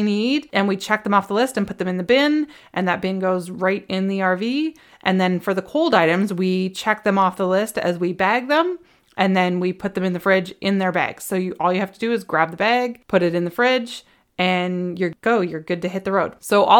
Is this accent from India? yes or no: no; West Coast, Canada; now in Ontario, Canada; And I grew up on the West Coast and I think I was like 9 years old when they stopped doing bagged milk and they went to jugs.